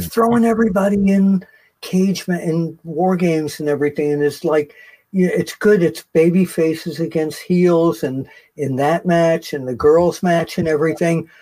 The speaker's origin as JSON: {"language": "English", "town": "New York City", "region": "New York", "country": "United States", "tie": "born or raised there", "said": "I grew up in Queens"}